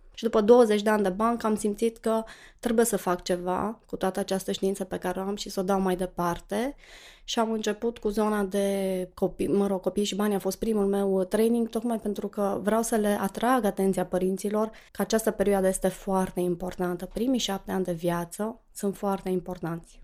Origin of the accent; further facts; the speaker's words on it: Cluj-Napoca, Cluj County, Romania; Sunt clujancă, m-am născut la Cluj